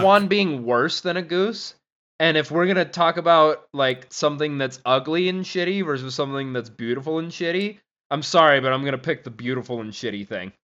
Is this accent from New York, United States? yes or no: no; Gardnerville, Nevada, United States; where I grew up in Gardnerville, like, at Lampy Park